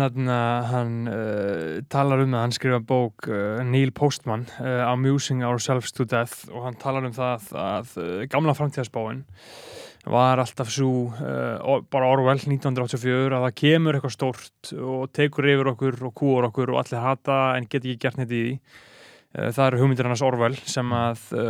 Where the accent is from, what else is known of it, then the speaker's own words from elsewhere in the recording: Reykjavík, Capital Region, Iceland; ég er bara uppalinn hérna í Vesturbænum